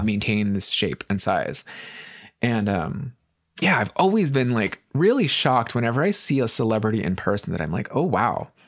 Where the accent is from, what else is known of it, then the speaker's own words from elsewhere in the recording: United States; as an American